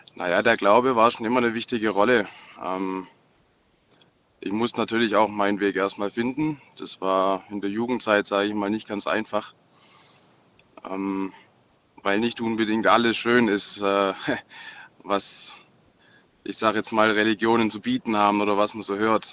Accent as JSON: {"language": "German", "town": "Marburg", "region": "Hesse", "country": "Germany", "said": "Ich komme ja aus Marburg"}